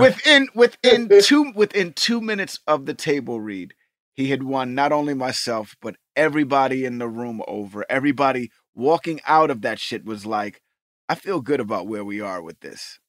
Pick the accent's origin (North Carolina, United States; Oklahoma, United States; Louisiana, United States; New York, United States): New York, United States; I grew up in New York